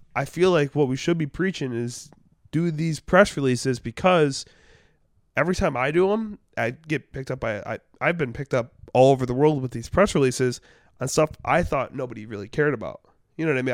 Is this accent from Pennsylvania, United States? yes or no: no; Detroit, Michigan, United States; moved away as an adult; now in Cleveland, United States; I'm from Detroit